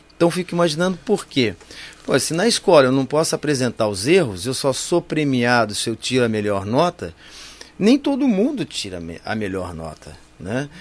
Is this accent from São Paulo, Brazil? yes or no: yes; Campinas, São Paulo, Brazil; eu nasci em Campinas em 1957